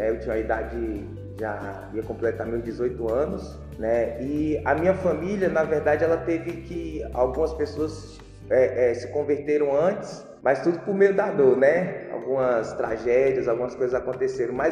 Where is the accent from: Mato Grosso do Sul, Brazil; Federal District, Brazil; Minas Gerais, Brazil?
Federal District, Brazil; Brasília; Sou natural de Brasília, Distrito Federal.